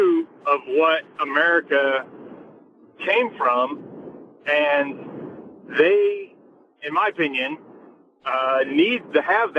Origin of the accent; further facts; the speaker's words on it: New Orleans, Louisiana, United States; now in Springfield, Illinois, United States; I grew up in the South, I grew up in New Orleans